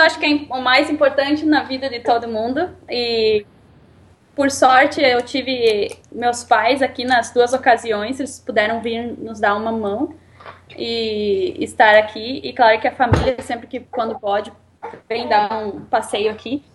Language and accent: Portuguese; Rio Grande do Sul, Brazil; moved away as an adult; now in Canada; Nós dois somos gaúchos